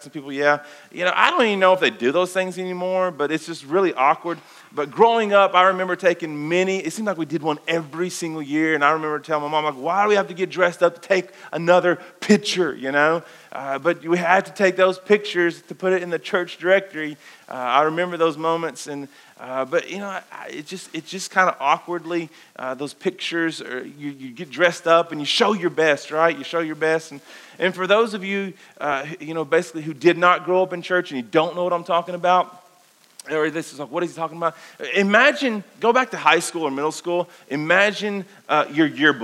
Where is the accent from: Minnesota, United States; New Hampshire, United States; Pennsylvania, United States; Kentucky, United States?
Kentucky, United States; we grew up in the Bible Belt, guys. We grew up here in this wonderful place called Kentucky.